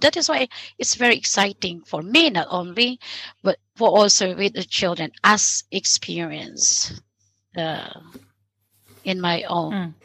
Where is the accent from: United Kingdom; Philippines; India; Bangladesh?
Philippines; moved away as an adult; also born or lived in Sweden; now in Lund, Sweden; my home country, which is the Philippines.